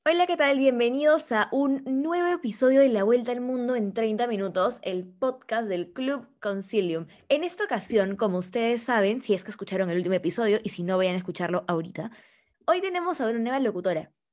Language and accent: Spanish; Peru; nosotros como peruanos